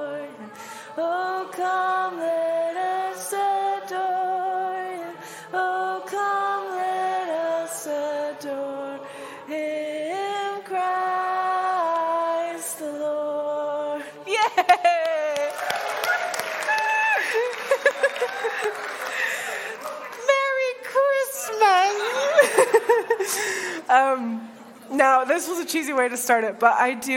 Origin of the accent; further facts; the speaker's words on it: United States; moved away as an adult; now in Northern Ireland; as an American